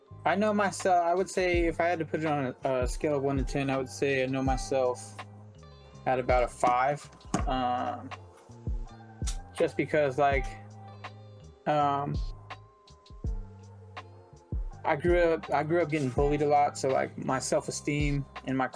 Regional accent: San Francisco or the Bay Area, California, United States; growing up in San Francisco or the Bay Area

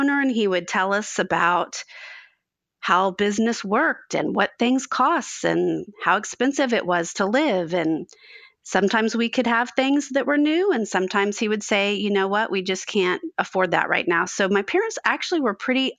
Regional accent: Dallas, Texas, United States; moved away as an adult; now in Fort Worth, United States; I was born in Fort Worth, which is where I live now. And then when I was just about to start kindergarten at the age of 5, my father moved our family to Dallas

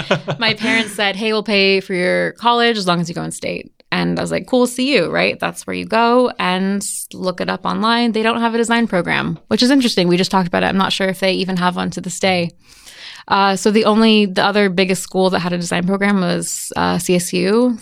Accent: Evergreen, Colorado, United States; also born or lived in Walnut Creek, California; I grew up in Evergreen, but I was born in California.

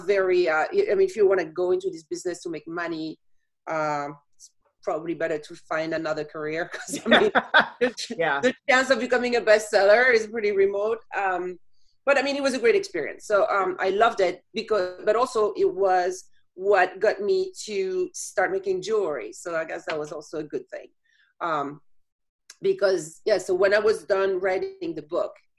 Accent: France; moved away as an adult; now in Chicago, United States; I was born and raised in France and moved to Chicago in 1998 after having lived in several countries.

